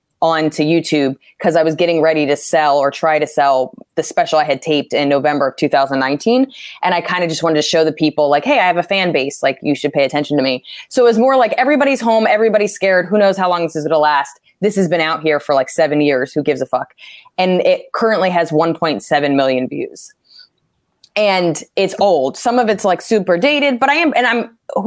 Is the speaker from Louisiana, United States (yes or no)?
no; New Jersey, United States; moved away as an adult; now in New York, United States; I grew up in Jersey.